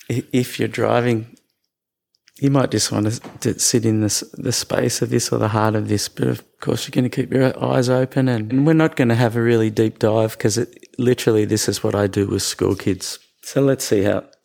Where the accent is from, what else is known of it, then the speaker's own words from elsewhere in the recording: Australia; So I was born in Australia. I grew up in the West.